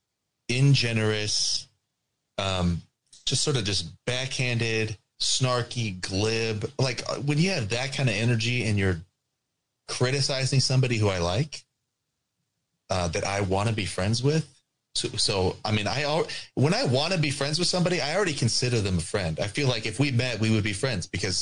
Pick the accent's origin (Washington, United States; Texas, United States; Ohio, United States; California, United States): California, United States; I'm from California.